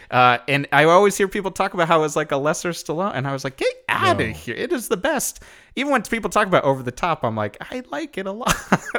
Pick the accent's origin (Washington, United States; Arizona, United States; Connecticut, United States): Connecticut, United States; In Connecticut.